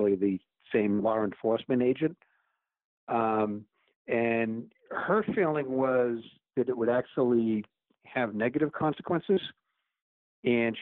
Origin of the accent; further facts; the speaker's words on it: United States; as an American